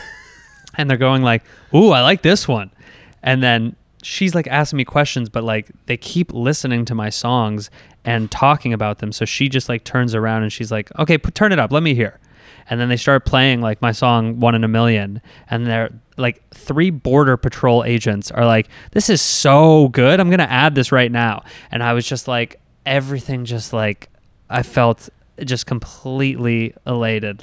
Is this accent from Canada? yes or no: yes; Canada; what it meant to work in the U S as a Canadian